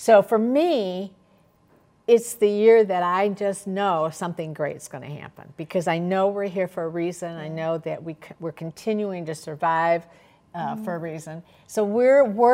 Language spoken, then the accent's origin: English; China; now in Chicago, United States; I'm from China, and but I stayed here more than half of my life.